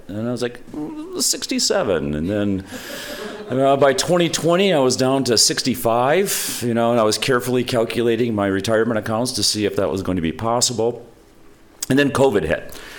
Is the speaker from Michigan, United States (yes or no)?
yes; Holland, Michigan, United States; I grew up in Holland, Michigan, so I was, you know, teaching a few blocks from where I grew up.